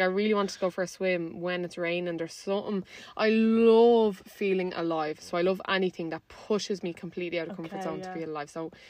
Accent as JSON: {"language": "English", "town": "Balbriggan", "region": "Leinster", "country": "Ireland", "lives_now": "Dublin, Ireland", "said": "I live in the city, but I'm from Balbriggan."}